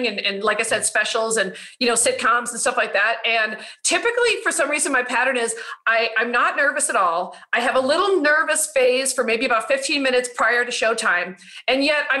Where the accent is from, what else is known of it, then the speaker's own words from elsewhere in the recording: Chicago, Illinois, United States; now in Los Angeles, United States; I'm from Chicago, but I live